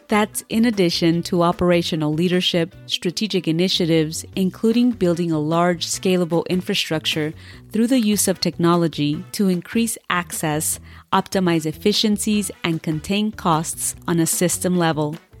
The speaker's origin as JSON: {"language": "English", "region": "California", "country": "United States", "said": "as a Californian"}